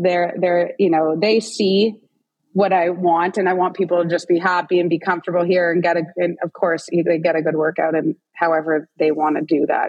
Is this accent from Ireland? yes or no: no; Toronto, Ontario, Canada; But I use my family a lot. Like we're all from Toronto.